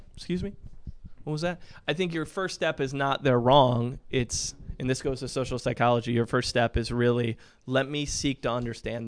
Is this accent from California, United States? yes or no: no; Michigan, United States; moved away as an adult; also born or lived in Williamsport, Pennsylvania; now in Indianapolis, United States; I'm originally from Michigan, um, born and raised